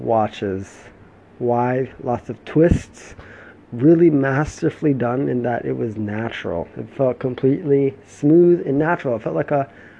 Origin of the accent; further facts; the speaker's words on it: United States; moved away as an adult; my home country, the US